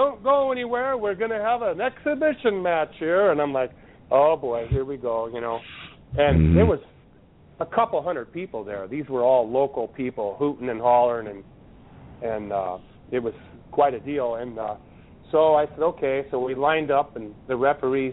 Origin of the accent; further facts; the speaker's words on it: Sturgis, South Dakota, United States; moved away; also born or lived in Washington; my hometown was the next town over in Sturgis, where all the motorcycles rally every year. That's where I went to middle school and high school